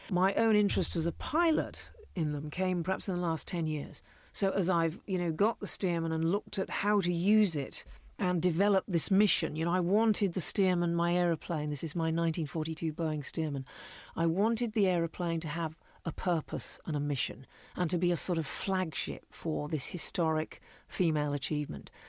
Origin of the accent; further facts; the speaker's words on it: Canada; moved away; also born or lived in Cumbria, England; I was raised in Canada, actually.